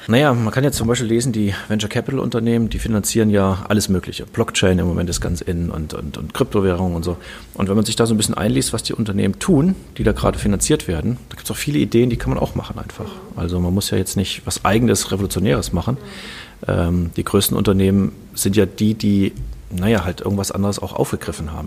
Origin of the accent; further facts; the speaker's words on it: Kassel, Hesse, Germany; Ich komme aus Kassel, bin hier aufgewachsen, habe hier studiert